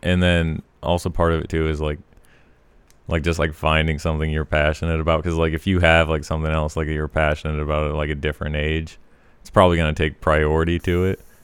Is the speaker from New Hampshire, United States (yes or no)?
no; Colorado, Montana, United States; moved away as an adult; also born or lived in Missoula; I was born in Colorado